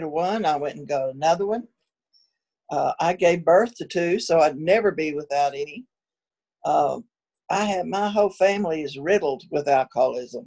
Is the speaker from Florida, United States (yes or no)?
no; West Texas, United States; I was born out in West Texas